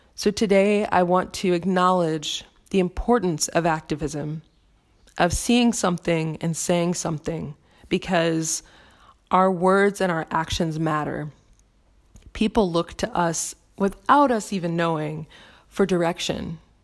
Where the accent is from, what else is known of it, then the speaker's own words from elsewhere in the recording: United States; my home country of the United States